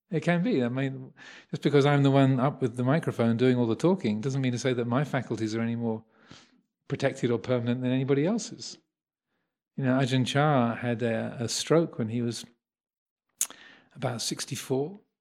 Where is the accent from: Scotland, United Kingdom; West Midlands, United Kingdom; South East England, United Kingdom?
South East England, United Kingdom; Kent; I was born in Kent, so the home county